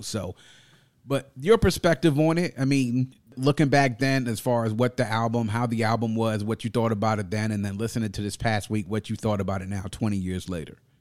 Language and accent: English; Mitchellville, Maryland, United States; my neighborhood where I grew up in Mitchellville was the neighborhood that I pretty much went there when I started kindergarten and then stayed there until after I graduated